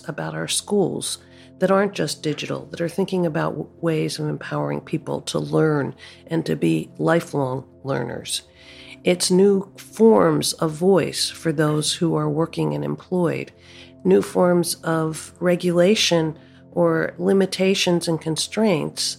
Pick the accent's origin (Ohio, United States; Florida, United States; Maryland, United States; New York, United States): Maryland, United States; Baltimore; I grew up in Baltimore, which was an incredibly racially segregated city